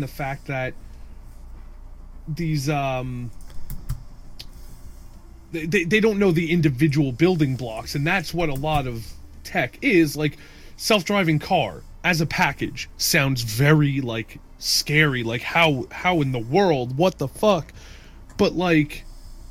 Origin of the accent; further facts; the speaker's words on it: Northeast, United States; We grew up in the Northeast